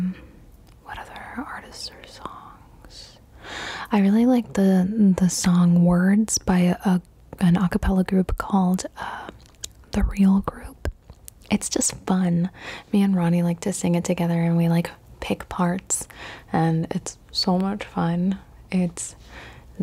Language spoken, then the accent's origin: English; Cali, Valle del Cauca, Colombia; also born or lived in East Coast, United States; now in United States; I'm originally from Cali, Colombia. And then we went and we flew to the United States. And now I live on the East Coast of the United States of America.